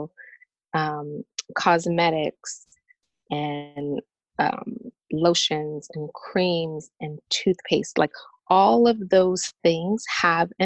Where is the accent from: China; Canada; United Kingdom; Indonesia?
Canada; moved away as an adult; now in Nashville, United States; I'm Canadian and I actually relocated from Canada to the US. I'm now living near Nashville, Tennessee